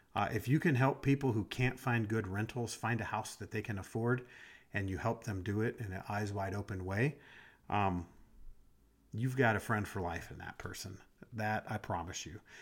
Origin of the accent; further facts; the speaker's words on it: Des Moines, Iowa, United States; I grew up in Iowa. I grew up in Des Moines, so I was in the city